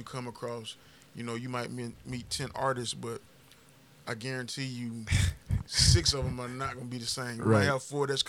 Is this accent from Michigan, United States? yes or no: no; Augusta, Georgia, United States; moved away as an adult; also born or lived in Atlanta, Georgia; originally from Augusta, Georgia. It's about two hours east of Atlanta. It's a small country town